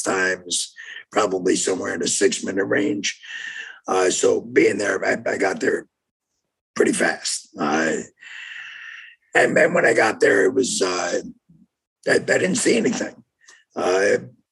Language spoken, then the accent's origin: English; New York, United States; moved away as an adult; also born or lived in Jefferson, Wisconsin; now in Oak Creek, United States; I grew up in New York, so worked there for 5 years